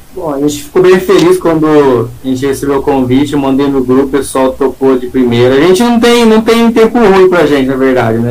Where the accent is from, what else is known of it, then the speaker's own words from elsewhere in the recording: Catanduva, São Paulo, Brazil; a gente é do interior de São Paulo, né? Somos de Catanduva